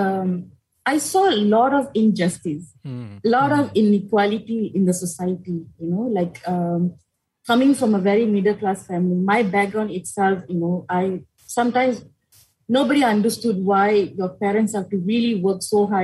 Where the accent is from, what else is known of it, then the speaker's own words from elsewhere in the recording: Malaysia; so my hometown is Podisen, so kind of very far away from the politics that happening in Kuala Lumpur